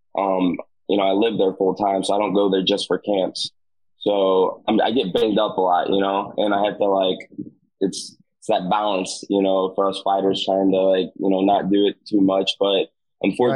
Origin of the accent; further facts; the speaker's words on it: Southern Illinois, United States; moved away as an adult; now in South Florida, United States; I've just been down there since November of 14. But I'm from Southern Illinois, where I'm actually at right now